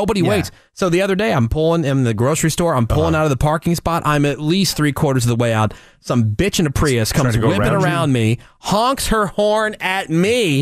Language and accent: English; New Jersey, United States; moved away; There was a place where I grew up in Jersey.